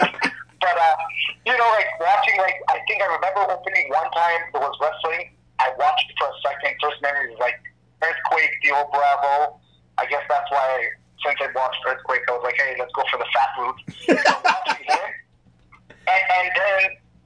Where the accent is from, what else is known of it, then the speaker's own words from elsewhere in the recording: Israel; English is a second language; moved away as an adult; also born or lived in Canada; Born and raised in Israel